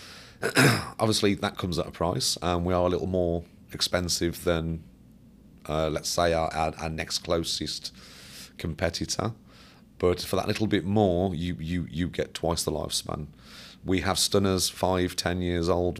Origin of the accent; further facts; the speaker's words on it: Birmingham, West Midlands, United Kingdom; I worked for Caterpillar, um, um, close to my hometown